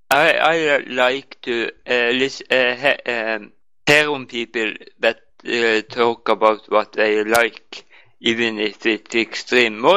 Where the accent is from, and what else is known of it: Norway